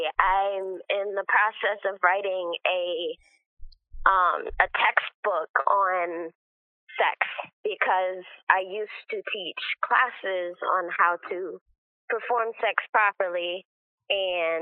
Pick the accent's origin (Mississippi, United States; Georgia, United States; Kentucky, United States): Georgia, United States; Columbus; also born or lived in Seattle, Washington; I was born in Seattle, Washington, and I was raised in Columbus, Georgia